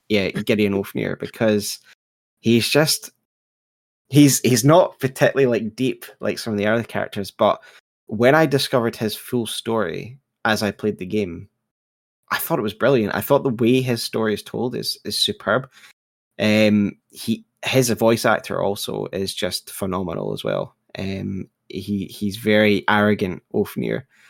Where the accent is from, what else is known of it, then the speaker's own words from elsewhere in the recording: United Kingdom; I'm British